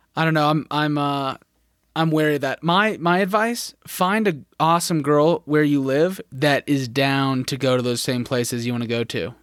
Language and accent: English; Phoenix, Arizona, United States; moved away; I grew up in Phoenix